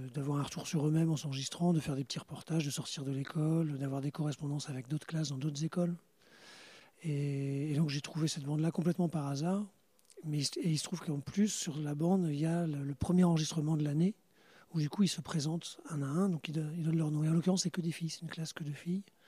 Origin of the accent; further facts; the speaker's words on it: Normandy, France; nous, on n'est pas de Cherbourg, on est normand